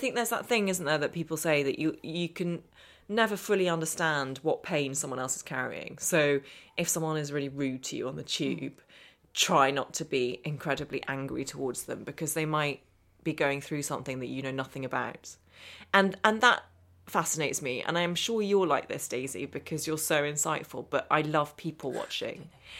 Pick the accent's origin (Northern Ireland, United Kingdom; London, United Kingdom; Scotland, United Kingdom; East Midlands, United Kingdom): Northern Ireland, United Kingdom; accent: English; But I speak with an English accent. I was born over here and I grew up in Northern Ireland, and my accent always really marked me out.